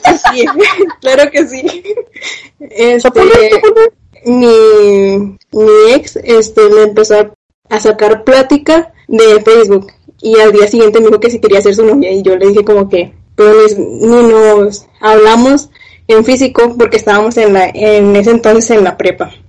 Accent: Escobedo, Nuevo León, Mexico; soy de Monterrey, de Escobedo también

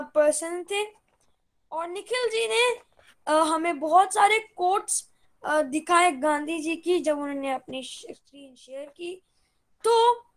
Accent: Gurgaon, Haryana, India; मैं गुड़गांव से बिलोंग करता हूँ

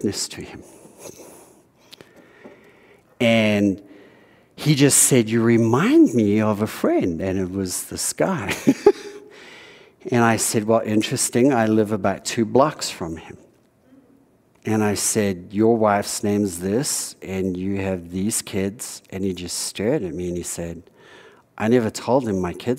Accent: South Africa; moved away; Growing up in South Africa

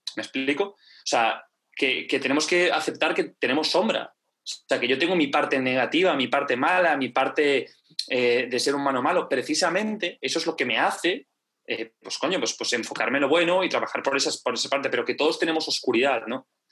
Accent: Galicia, Spain; soy gallego

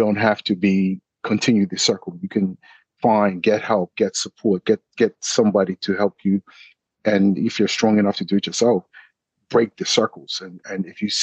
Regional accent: Bermuda; also born or lived in New York / England; I grew up in Bermuda. I went to school in Bermuda

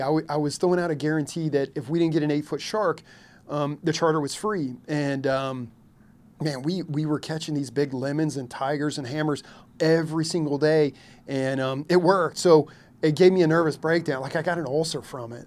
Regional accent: Louisville, Kentucky, United States; also born or lived in Lexington, Kentucky; now in Hilton Head, United States; I was born in Lexington, mainly grew up in Louisville, Kentucky

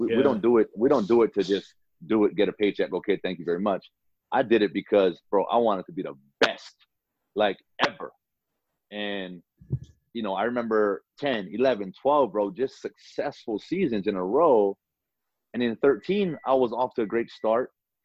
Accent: Hawaii, United States; moved away as an adult; I'm a kid from Hawaii, Nick. I'm a kid from Hawaii

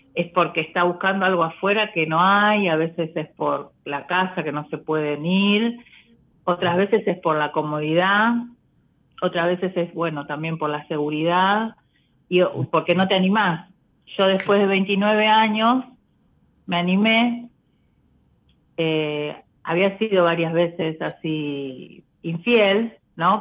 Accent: Buenos Aires, Argentina; Yo soy de Cava, soy de Parque Avellaneda.

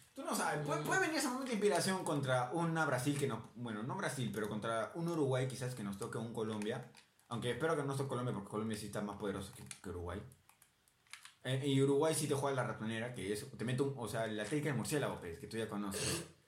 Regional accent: Peru; nosotros somos peruanos, tenemos que pelear a Perú

